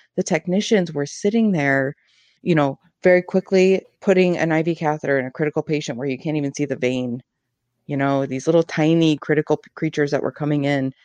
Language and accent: English; Ann Arbor, Michigan, United States; I grew up in Ann Arbor. I'm from this area.